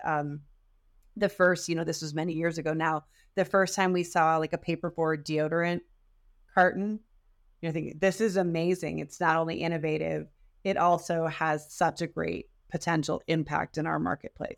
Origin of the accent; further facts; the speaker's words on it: Detroit, Michigan, United States; I am also from the Detroit area